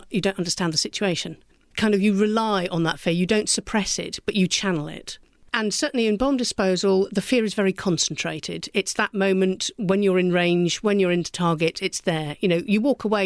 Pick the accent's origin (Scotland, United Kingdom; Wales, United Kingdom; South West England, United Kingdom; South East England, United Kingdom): South West England, United Kingdom; Somerset; I come from Somerset, where Exmoor meets the sea